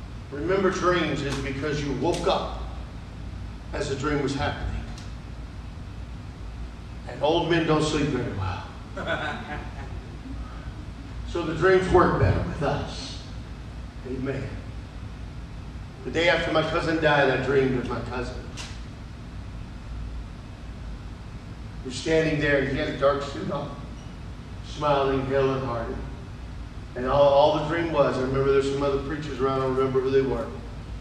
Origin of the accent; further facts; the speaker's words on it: Modesto, California, United States; moved away; This is where I was born, and I could sense my roots.